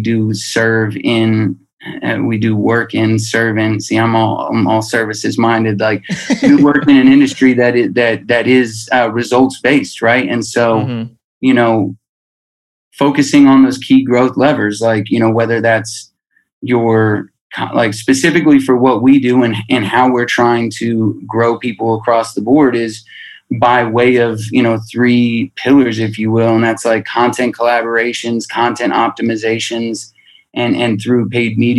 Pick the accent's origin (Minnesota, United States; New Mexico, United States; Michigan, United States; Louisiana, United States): New Mexico, United States; Albuquerque; I'm being from Albuquerque